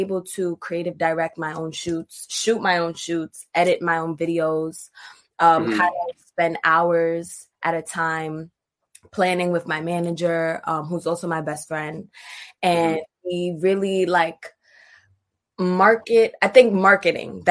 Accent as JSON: {"language": "English", "town": "New York City", "region": "New York", "country": "United States", "tie": "born or raised there", "said": "growing up in Brooklyn, going to school. I went to Brooklyn High School of the Arts"}